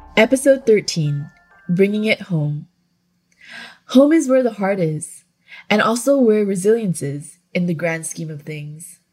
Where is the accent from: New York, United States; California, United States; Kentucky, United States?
California, United States; Growing up in California